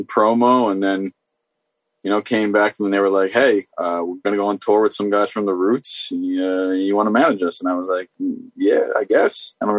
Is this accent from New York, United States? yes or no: yes; New York City, New York, United States; I'm from the city. Like, I'm from Brooklyn.